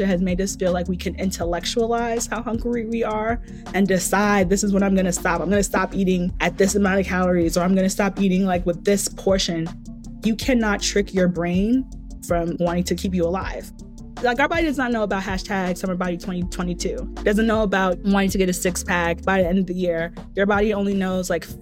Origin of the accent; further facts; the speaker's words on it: Nigeria; I'm Nigerian